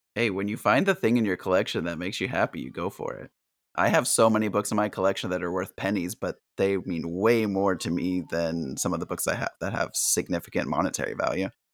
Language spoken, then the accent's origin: English; San Diego, California, United States; Growing up in San Diego, my family were huge Charger fans